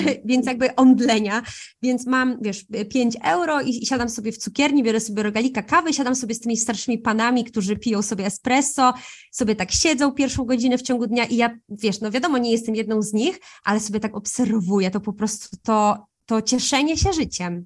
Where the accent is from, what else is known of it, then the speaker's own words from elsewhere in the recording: a small town in Podkarpackie, Subcarpathian Voivodeship, Poland; also born or lived in Italy; wychowując się w Polsce, w małym mieście, ja jeszcze jestem z małego miasta na Podkarpaciu